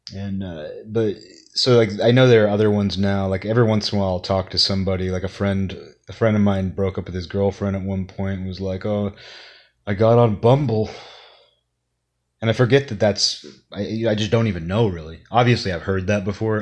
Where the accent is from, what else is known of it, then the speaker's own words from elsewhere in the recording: Kirkland, Washington, United States; The only nightclub in Kirkland when I was growing up was called Dynamite